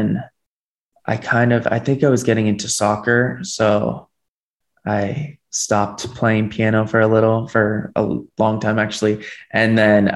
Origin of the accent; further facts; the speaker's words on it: Miami, Florida, United States; moved away as an adult; now in Los Angeles, United States; I was born and raised in Miami, Florida. I moved here 4 years ago for school in California.